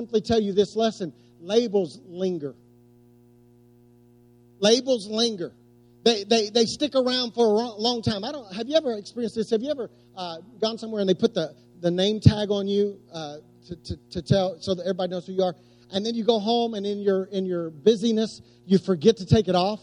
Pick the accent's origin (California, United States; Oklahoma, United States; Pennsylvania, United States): Oklahoma, United States; West; I was growing up in West Oklahoma